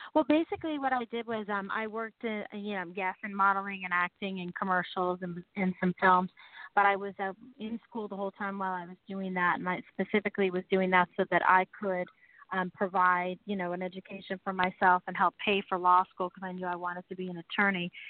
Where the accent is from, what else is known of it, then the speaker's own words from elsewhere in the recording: San Francisco, California, United States; moved away as an adult; also born or lived in Los Angeles; I was um, born and raised in San Francisco